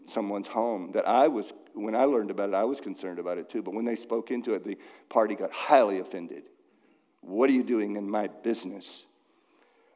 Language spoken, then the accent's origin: English; Dallas, Texas, United States; now in Massachusetts, United States; I was raised in Dallas